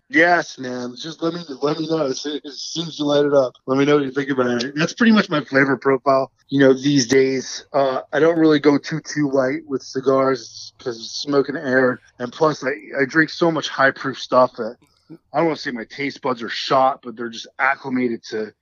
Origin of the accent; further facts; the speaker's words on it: New Jersey, United States; accent: New Jersey; I'm an Italian from Central Jersey.